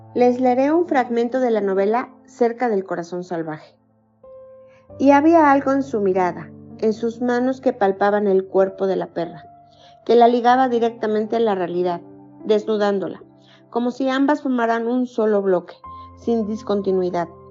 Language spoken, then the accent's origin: Spanish; Mexico; soy mexicana, tengo 54 años